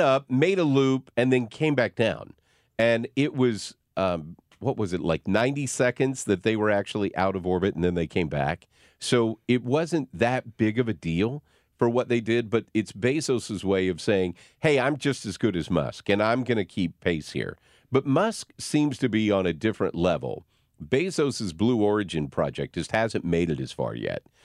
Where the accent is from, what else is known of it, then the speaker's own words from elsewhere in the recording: Arkansas, United States; also born or lived in Missouri / Piggott, Arkansas / Berryville, Arkansas; I grew up in little small towns. I was born in Donofa, Missouri. Then we moved to Piggott, Arkansas, and then we moved to Berryville, Arkansas